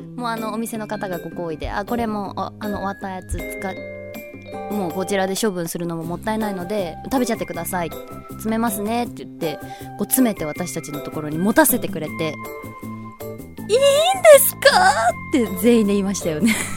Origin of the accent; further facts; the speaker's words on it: Kanazawa, Ishikawa, Japan; also born or lived in Aomori; now in Shizuoka, Japan; 私あの石川県生まれ金沢育ちだからこうやっぱりお魚美味しいところで育って